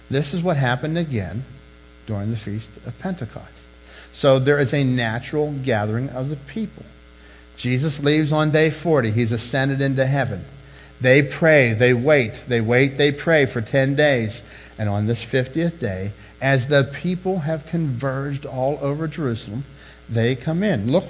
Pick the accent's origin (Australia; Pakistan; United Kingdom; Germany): United Kingdom; England; He's, he's Spanish, knows some English. I'm English, know like three words of Spanish